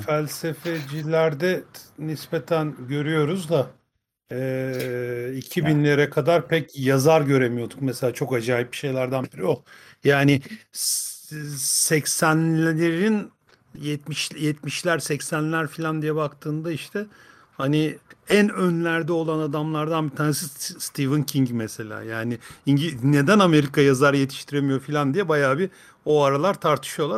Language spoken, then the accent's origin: Turkish; Fındıklı, Rize Province, Turkey; Rize'den, Rize Fındıklı'dan.